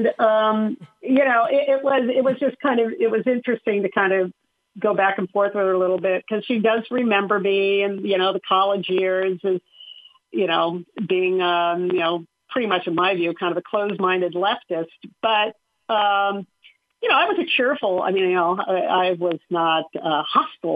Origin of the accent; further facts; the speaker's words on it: Southern California, United States; I grew up in Southern California